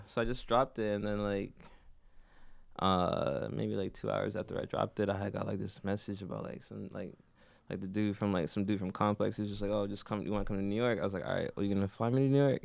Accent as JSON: {"language": "English", "town": "Toronto", "region": "Ontario", "country": "Canada", "tie": "born or raised there", "also_born_or_lived": "Jamaica"}